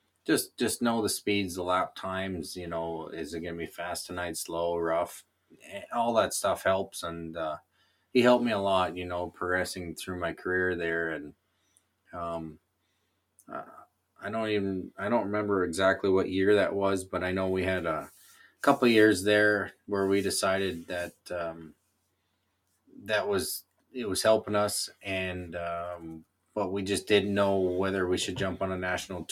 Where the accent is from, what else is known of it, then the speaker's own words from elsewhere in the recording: Canada; I'm Canadian.